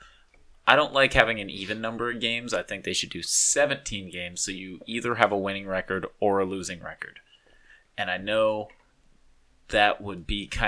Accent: United States; I'm American

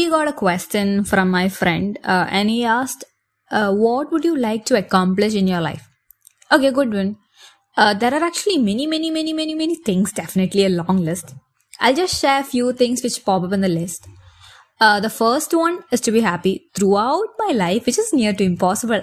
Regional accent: Kochi, Kerala, India; I am from India, Kerala, Kochi, God's own country, Devathinte Swantham Nadu

